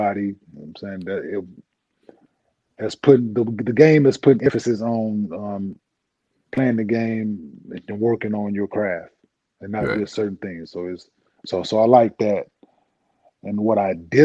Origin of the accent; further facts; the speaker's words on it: Dallas, Texas, United States; also born or lived in Saginaw, Michigan; I was raised in Dallas